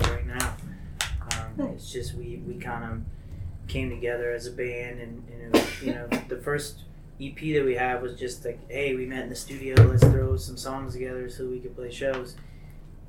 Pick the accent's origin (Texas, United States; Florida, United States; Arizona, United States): Florida, United States; I'm from Florida